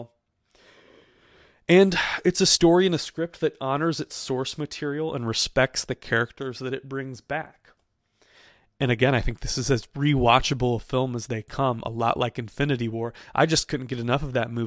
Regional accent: Chesterfield, Missouri, United States; my hometown of Chesterfield, Missouri

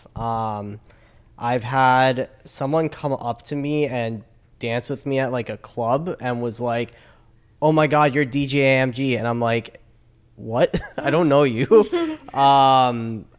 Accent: South Africa; I am South African

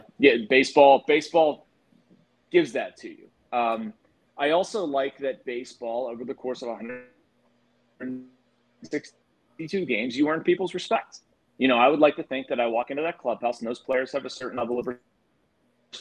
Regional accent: Pittsburgh, Pennsylvania, United States; also born or lived in Washington, D.C.; I grew up in the South Hills, went to Brentwood

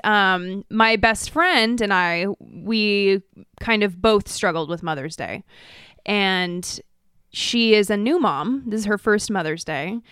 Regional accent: Idaho, United States; growing up in Idaho

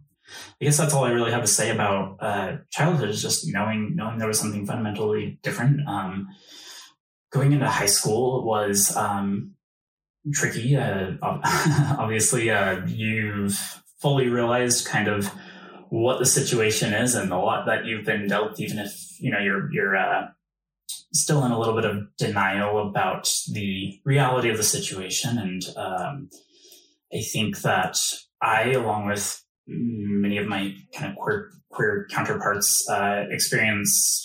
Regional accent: Utah, United States; I born and raised in Utah

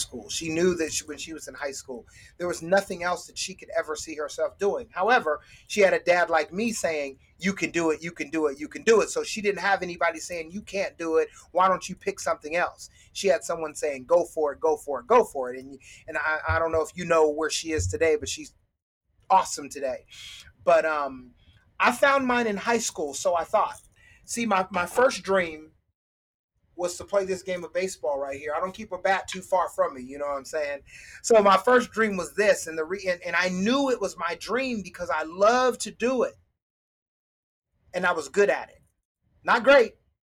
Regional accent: Citrus Heights, California, United States; also born or lived in Utah; I grew up in Citrus Heights with a family that was loving

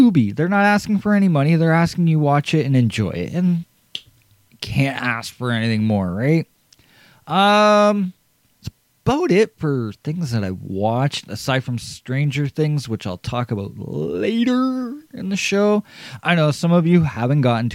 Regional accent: Canada; For my home country

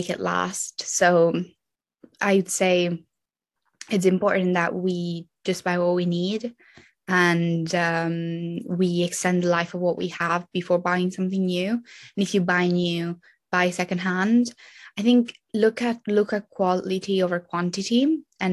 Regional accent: Italy; I'm 20. I'm from Italy

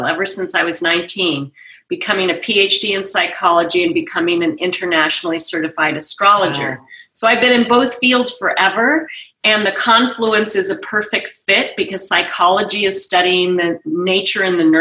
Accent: New York City, New York, United States; now in Santa Barbara, United States; I was born in New York from a Jewish intellectual family

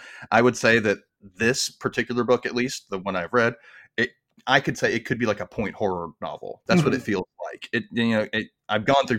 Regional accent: the South, United States; I grew up in the South. I hear Southern accents and I know they're there, but I don't pay attention to it because that's our accent down here.

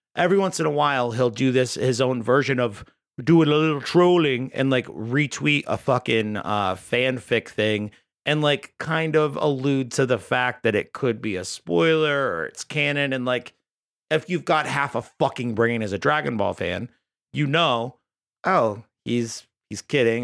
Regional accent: United States; as an American

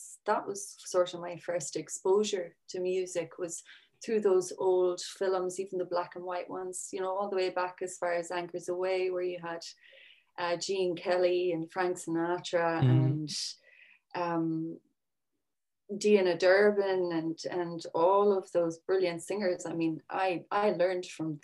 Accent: Sixmilebridge, Munster, Ireland; I'm from 6 Mile Bridge, which is used to be a small village

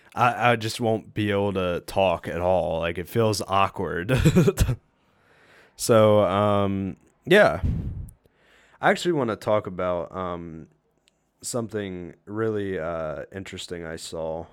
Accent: United States; as an American person

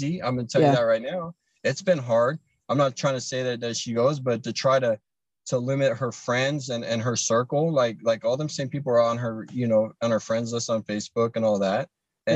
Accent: Ohio, United States; I'm from Ohio

